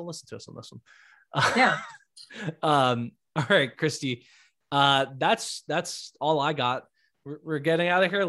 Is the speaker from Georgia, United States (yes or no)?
no; Miami, Florida, United States; I'm Cuban and from Miami